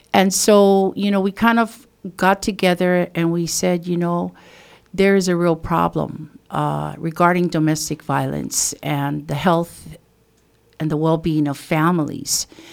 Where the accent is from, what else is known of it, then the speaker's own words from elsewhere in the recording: Waimea, Hawaii, United States; I am from the Kauai Hai, Waimea area of the Big Island. And, um, I am, uh, a fourth generation of Native Hawaiian from this particular area.